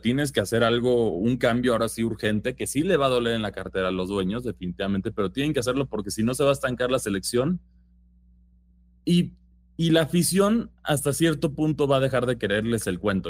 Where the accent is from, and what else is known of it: Mexico